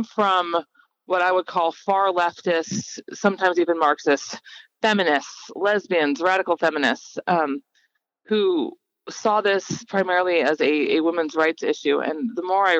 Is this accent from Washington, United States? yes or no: yes; Gig Harbor, Washington, United States; I grew up in Gig Harbor, Washington